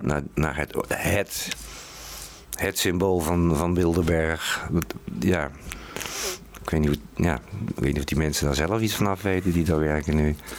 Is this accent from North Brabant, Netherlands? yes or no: yes; North Brabant, Netherlands; now in Utrecht, Netherlands; ik kom zelf uit Brabant. En ik woon al heel lang in Utrecht.